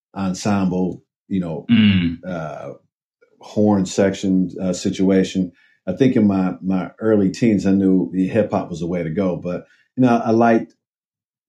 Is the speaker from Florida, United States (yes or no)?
no; Cleveland, Ohio, United States; moved away as an adult; now in Brooklyn, United States